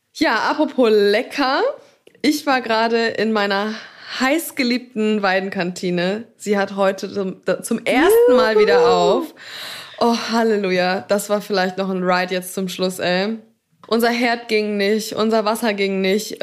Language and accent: German; Black Forest, Swabia, Baden-Württemberg, Germany; Ich habe ja meine Wurzeln im Schwabenländle, gell? Ich bin ja im Schwarzwald geboren